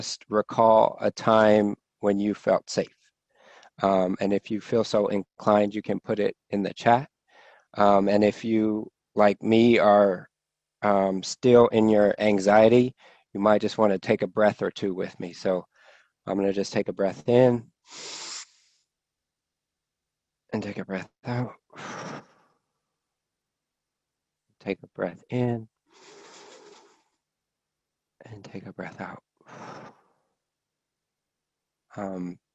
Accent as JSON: {"language": "English", "town": "Oakland", "region": "California", "country": "United States", "tie": "born or raised there", "also_born_or_lived": "San Francisco", "said": "I was born in San Francisco. We moved to Oakland when I was a week old."}